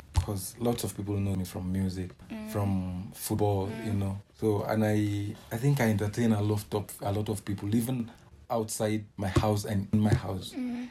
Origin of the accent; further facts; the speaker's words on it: Nigeria; Man, what I can say is first of all, being a Nigerian is a crime.